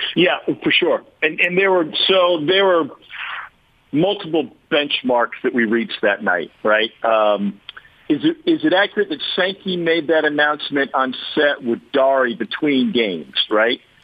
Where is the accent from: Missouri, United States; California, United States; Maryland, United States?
Missouri, United States; growing up in Missouri